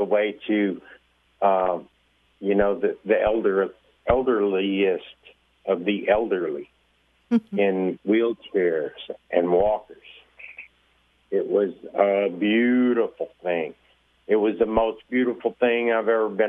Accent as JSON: {"language": "English", "region": "Texas", "country": "United States", "said": "I'm from Texas"}